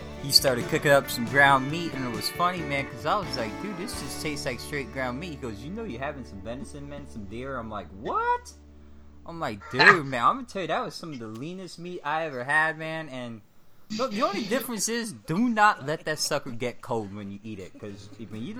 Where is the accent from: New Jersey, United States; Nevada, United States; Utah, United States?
Nevada, United States; Las Vegas